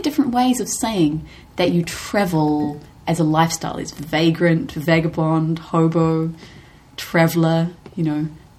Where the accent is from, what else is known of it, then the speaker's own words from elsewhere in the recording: New Zealand; We have a wonderful country here.